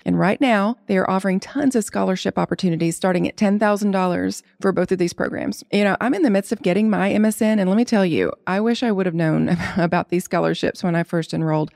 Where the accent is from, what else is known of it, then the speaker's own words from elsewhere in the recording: Nashville, Tennessee, United States; a nurse from Nashville, Tennessee. That's, uh, my hometown and where, not too far from where I live now.